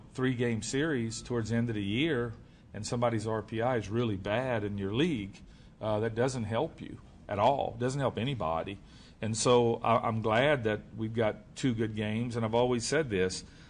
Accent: Louisiana, United States; I'm from Louisiana.

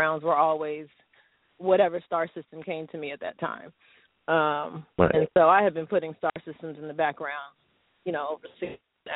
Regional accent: Los Angeles, California, United States; I am hailing from the City of Angels

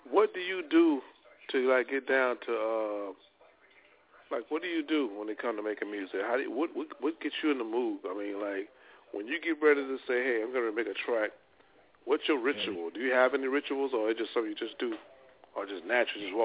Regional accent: Louisiana, United States; I'm from Louisiana.

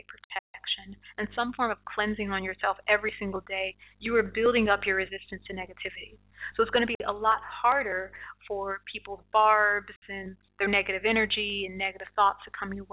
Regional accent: Detroit, Michigan, United States; that's my hometown.

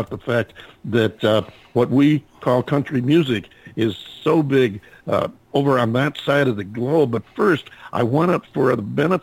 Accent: United States

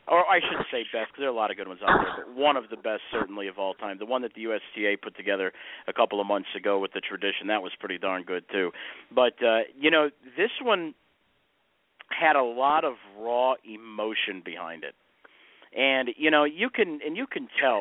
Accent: Chicago, Illinois, United States; I grew up in the Chicagoland area

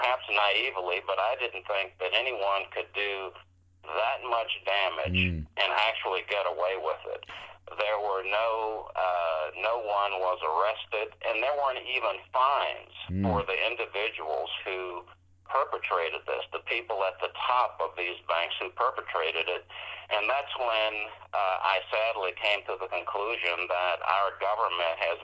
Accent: the South, United States; now in Oregon, United States; growing up in the South

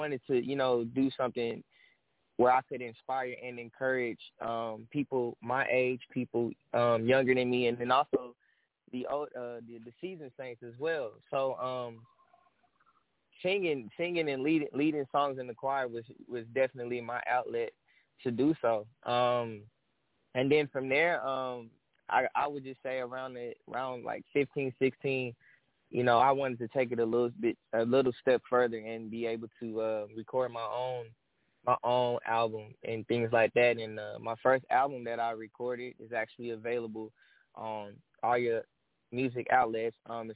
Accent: Dallas, Texas, United States; I'm from Dallas, Texas

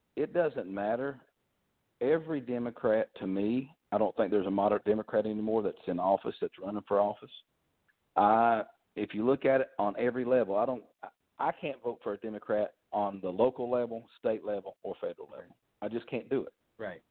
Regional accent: Kentucky, United States; moved away; I'm from originally from Kentucky. My family were coal miners.

